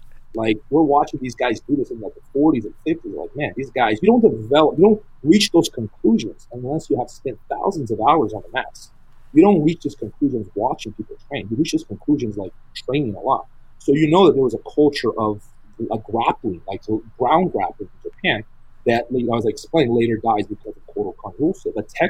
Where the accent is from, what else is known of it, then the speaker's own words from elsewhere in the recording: Brazil; first language English; moved away as an adult; also born or lived in Provo, Utah, United States / Hemet, California, United States / Las Vegas, United States; now in United States; And we lived in Utah, you know, Provo, Utah for a few years, and then Hemet, California. We moved to Brazil when I was 6. So most of my schooling was done in Brazil. So English is my first language, but on some topics, my Portuguese is better.